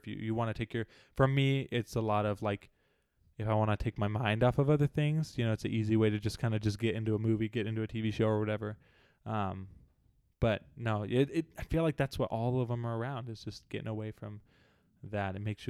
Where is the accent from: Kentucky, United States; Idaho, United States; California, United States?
California, United States; born there; also born or lived in Alaska / Arizona / Utah; I was born in California. My family was in the military a little bit after I was born. And so we moved up to Alaska, were there for a little while